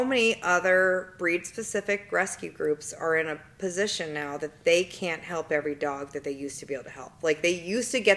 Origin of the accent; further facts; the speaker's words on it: Albuquerque, New Mexico, United States; I'm from Albuquerque, New Mexico